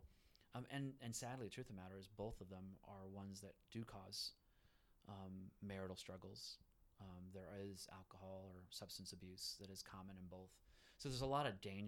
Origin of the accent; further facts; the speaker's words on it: Florida, United States; first language Spanish; English is a second language; also born or lived in Puerto Rico; now in Western North Carolina, United States; I was born in Puerto Rico, raised in Florida, and my first language was Spanish